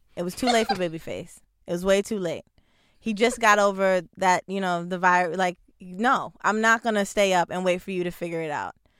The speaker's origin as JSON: {"language": "English", "region": "New Jersey", "country": "United States", "tie": "born or raised there", "also_born_or_lived": "Bronx, New York", "said": "I was born in the Bronx, uh, raised in New Jersey"}